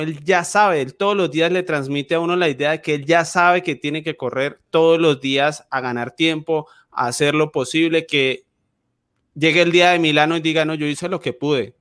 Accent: Llanos Orientales, Colombia

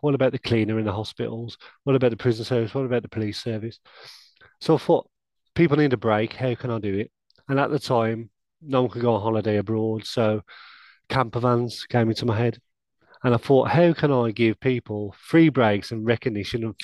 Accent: Wolverhampton, West Midlands, United Kingdom; I'm born and bred at Wolverhampton

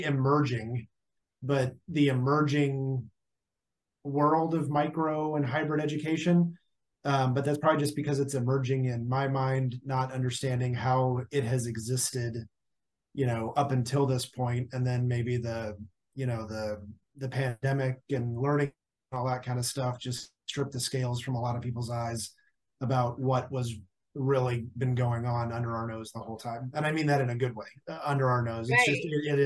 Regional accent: Kansas City, United States; now in Wichita, United States; I grew up in the Kansas City area, kind of, you know, the leafy suburb thing

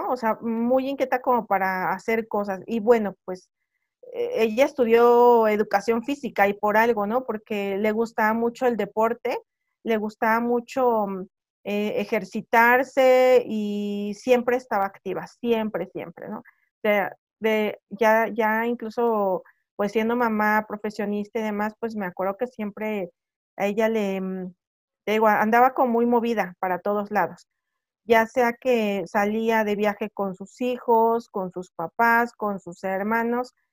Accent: Puebla, Mexico; Que, que, como te digo, somos de la Sierra Norte de Puebla

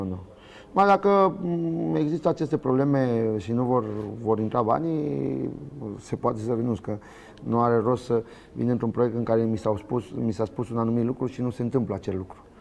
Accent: Romania; moved away as an adult; also born or lived in Spain; sunt român, m-am născut aici

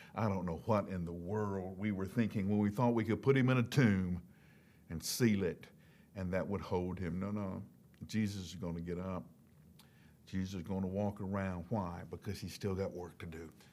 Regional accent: Huntsville, Alabama, United States; also born or lived in Birmingham, Alabama; I grew up in Huntsville, Alabama

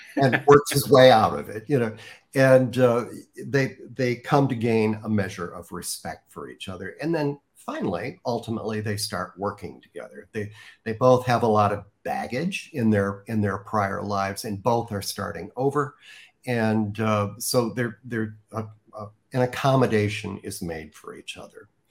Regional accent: Chicago, Illinois, United States; moved away as an adult; now in Rancho Mirage, United States; as a Midwesterner uh, from the Chicago area.

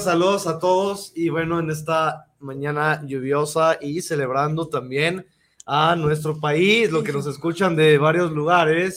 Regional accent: Mexico; nuestro ser mexicano

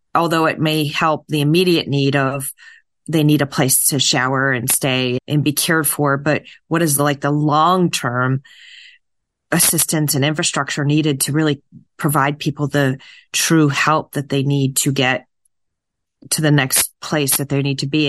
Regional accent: New Hampshire, United States; my home state, New Hampshire, where I'm from

